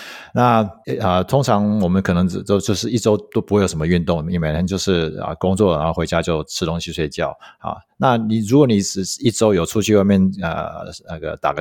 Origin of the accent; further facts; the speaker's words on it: United States; now in Taiwan; 我也不是说从小就在美国，虽然在美国长大